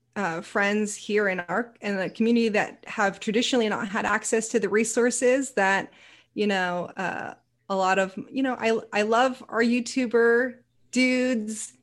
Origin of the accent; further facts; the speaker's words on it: Cupertino, California, United States; also born or lived in West San Jose; now in Portland, United States; I'm originally from the Silicon Valley